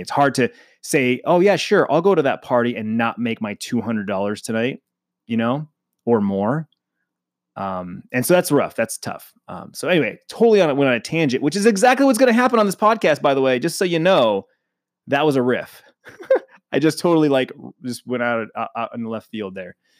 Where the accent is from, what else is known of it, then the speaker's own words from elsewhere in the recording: Phoenix, Arizona, United States; born and raised in Phoenix, Arizona. I'm a native, which is rare